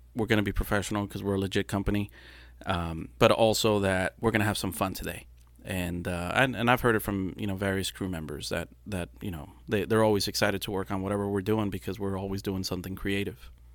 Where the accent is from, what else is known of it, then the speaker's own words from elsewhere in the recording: Brownsville, Texas, United States; first language Spanish; English is a second language; also born or lived in Matamoros, Mexico; I was born in Brownsville, and then within a month or two, I was in Matamoros